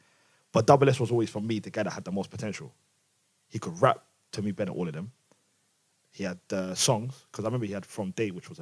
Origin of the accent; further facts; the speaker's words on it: London, United Kingdom; I was growing up in that area